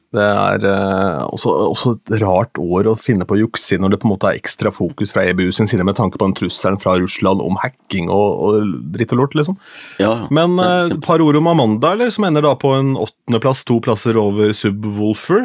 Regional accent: Askim, Østfold, Norway; moved away; hjemme i Askim

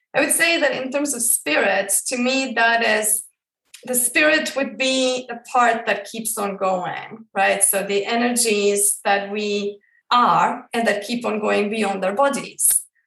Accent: Croatia; I grew up in Croatia, like I mentioned before, and I was brought up within the Catholic religion

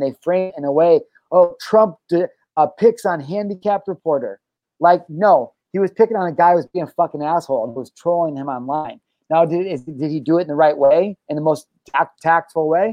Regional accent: United States; I'm an American

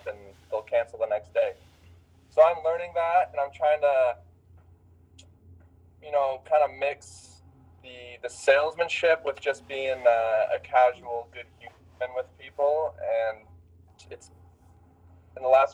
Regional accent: Highland, Utah, United States; I'm from Highland, Utah. I went to Lone Peak with Jake

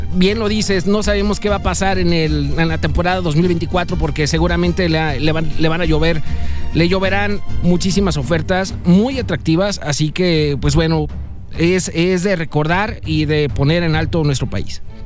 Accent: Mexico; nosotros como mexicanos

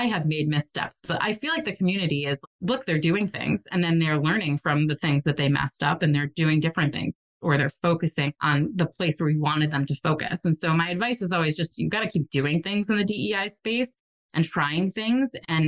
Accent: New England, United States; I'm from New England and that's how we are there

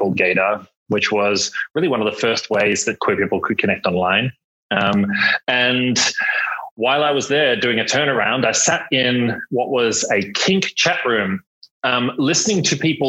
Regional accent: Australia; moved away as an adult; also born or lived in London; I grew up in Australia, spent 15 years in London

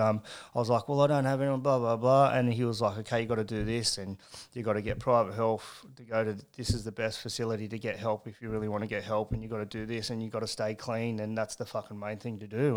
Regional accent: Carrington, New South Wales, Australia; I was born and bred in Carrington

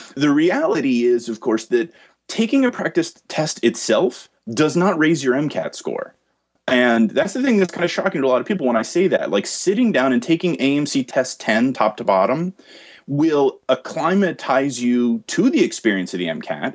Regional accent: New Jersey, United States; I got into med school here in my home state of New Jersey.

